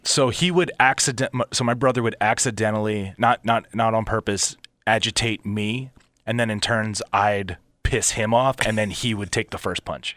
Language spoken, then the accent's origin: English; Philadelphia, Pennsylvania, United States; also born or lived in Montgomeryville, Pennsylvania / Abington, Pennsylvania; where I grew up in Philly in the wrestling industry